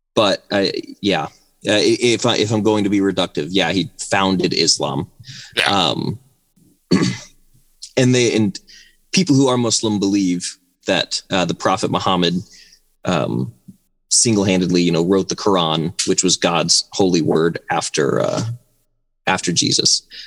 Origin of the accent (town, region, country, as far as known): United States